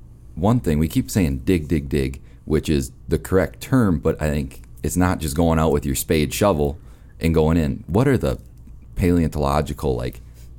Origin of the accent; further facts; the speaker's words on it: Minnesota, United States; moved away; also born or lived in Winona, Minnesota / Becker, Minnesota; I'm from Minnesota originally